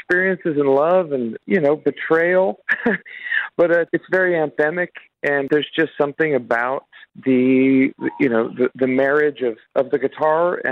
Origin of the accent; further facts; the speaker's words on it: Las Vegas, Nevada, United States; we come from Las Vegas